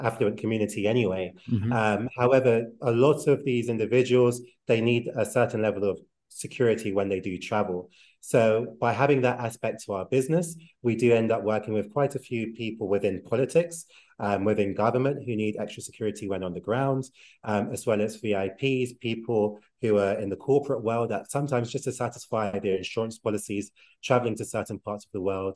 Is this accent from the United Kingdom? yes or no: yes; London, United Kingdom; moved away as an adult; now in Mexico City, Mexico; I'm born and raised in London, England, but I'm currently living, or at least part-time living